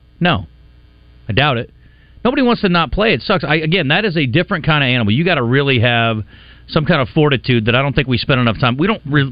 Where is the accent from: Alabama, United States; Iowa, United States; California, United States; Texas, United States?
Iowa, United States; moved away; my home state